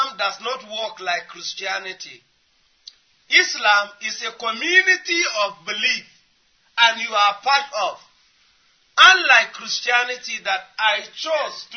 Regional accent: Nigeria; We came from Nigeria

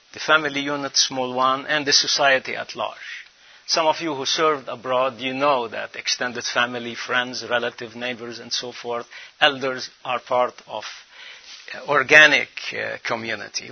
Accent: Lebanon; moved away; spend 3-4 months every year in my home country, Lebanon, the land of the cedars

